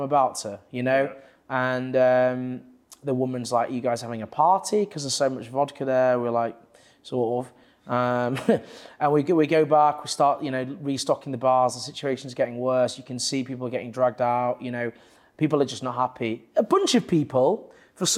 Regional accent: Leeds, Yorkshire and the Humber, United Kingdom; now in London, United Kingdom; I'm from Leeds

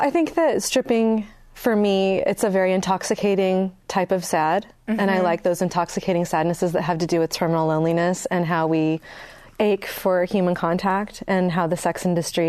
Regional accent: Northern California, United States; also born or lived in San Francisco; I grew up in a small town too. I mean, where are you from? I'm from Northern California. In a very small and depressed economy. It's mostly people over 65.

